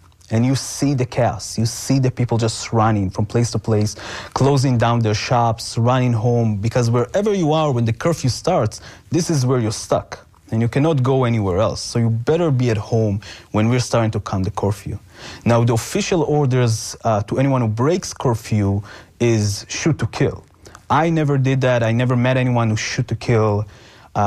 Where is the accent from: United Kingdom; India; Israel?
Israel; moved away; growing up in Israel